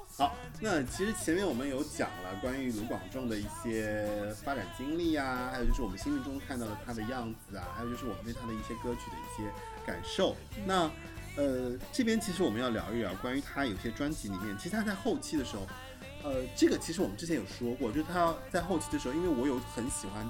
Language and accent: Chinese; Taiwan; 我是台湾人嘛，